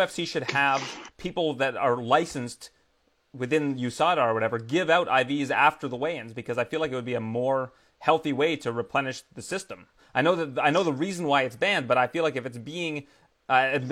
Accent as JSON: {"language": "English", "country": "Canada", "said": "being a Canadian in the U.S."}